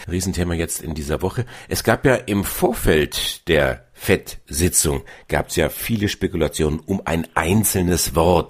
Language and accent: German; Bavaria, Germany; bei uns in Bayern